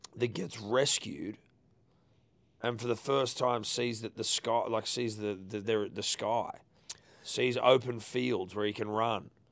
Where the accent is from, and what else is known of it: Sydney, New South Wales, Australia